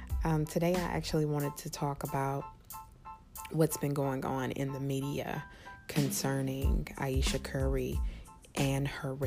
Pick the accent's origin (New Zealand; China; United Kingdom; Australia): New Zealand; I am Kiwi. Hi guys, I'm back.